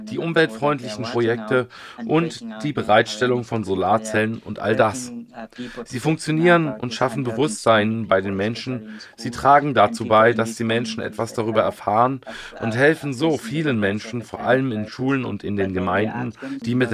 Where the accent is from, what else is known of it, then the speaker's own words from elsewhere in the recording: Palisa, Eastern Region, Uganda; now in Kampala, Uganda; Ursprünglich komme ich nicht aus Kampala, sondern aus Palisa, einer Region im Osten Ugandas. In Palisa leben wir von Viehzucht und Landwirtschaft.